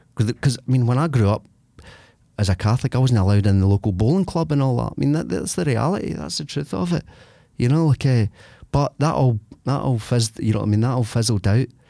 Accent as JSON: {"language": "English", "town": "Larkhall", "region": "Scotland", "country": "United Kingdom", "said": "I come from Lark Hall, so I come from a place, an area where there's a pub there"}